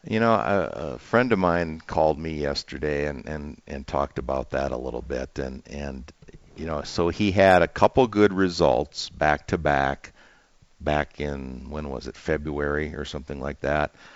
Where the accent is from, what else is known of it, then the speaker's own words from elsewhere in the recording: the upper Midwest, United States; growing up in the Midwest